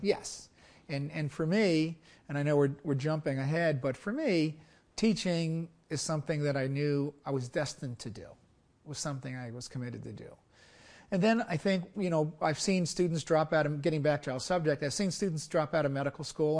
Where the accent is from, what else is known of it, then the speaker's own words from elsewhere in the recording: Brooklyn, New York, United States; also born or lived in Naples, Italy; I grew up in Brooklyn, New York. I was actually born in Naples, Italy